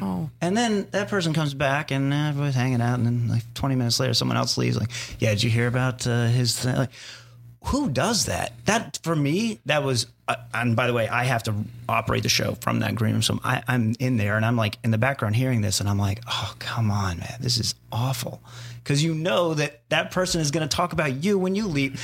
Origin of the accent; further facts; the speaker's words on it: Arizona, United States; I grew up in Arizona